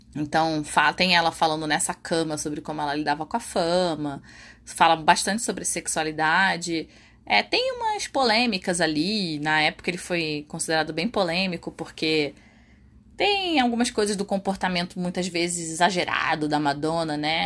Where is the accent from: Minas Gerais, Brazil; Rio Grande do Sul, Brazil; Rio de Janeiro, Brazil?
Rio de Janeiro, Brazil; lá no Rio de Janeiro na minha terra